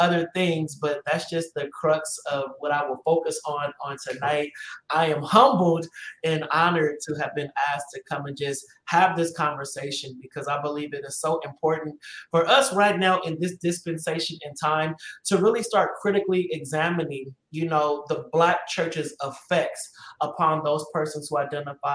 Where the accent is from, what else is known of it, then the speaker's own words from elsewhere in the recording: Los Angeles, California, United States; I hail from Los Angeles, California